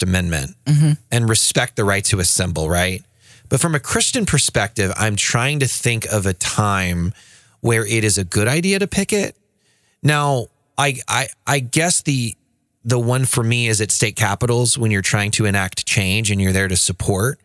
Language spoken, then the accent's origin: English; Oklahoma, United States; I'm from Oklahoma. Well, we're both from Oklahoma